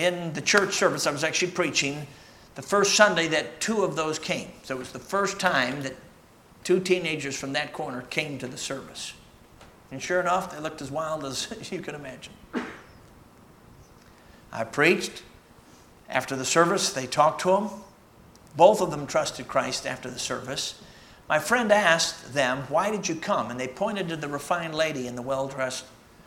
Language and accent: English; Chicago, Illinois, United States; moved away; also born or lived in Michigan; I'm a Michigander. Actually, I grew up in Chicago